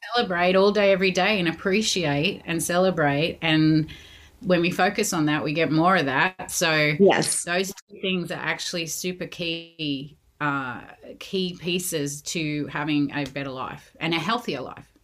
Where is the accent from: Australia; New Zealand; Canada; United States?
Australia; Sydney, New South Wales; moved away as an adult; also born or lived in London; I grew up in Sydney